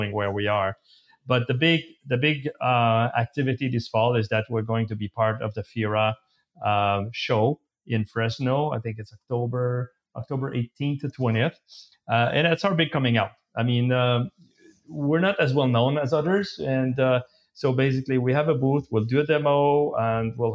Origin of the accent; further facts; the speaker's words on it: Canada; we're Canadians